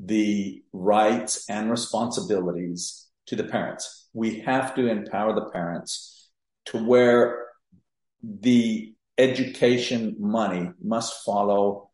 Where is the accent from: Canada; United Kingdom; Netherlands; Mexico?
Mexico; moved away as an adult; now in Texas, United States; I was born and raised in Mexico